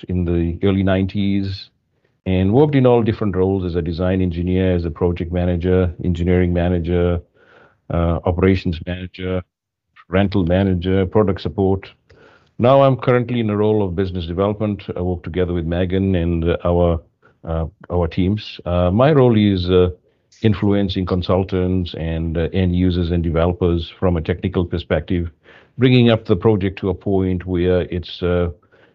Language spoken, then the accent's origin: English; Fiji; moved away as an adult; also born or lived in New Zealand; now in Canada; I was born in Fiji. Far away from Canada, and coming from a third world country